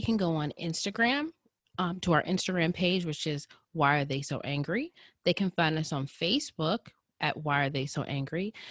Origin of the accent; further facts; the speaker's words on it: Indianapolis, Indiana, United States; I grew up in Indianapolis and went to high school, middle school, and partially elementary school in Indianapolis